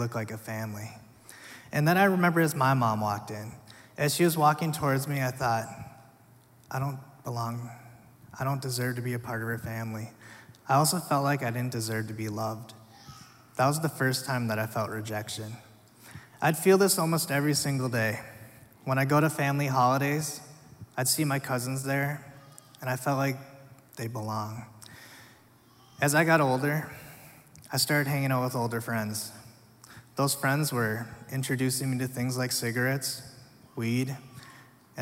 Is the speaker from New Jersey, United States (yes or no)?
no; Minnesota, United States; also born or lived in South Korea; I was eventually adopted to a family here in Minnesota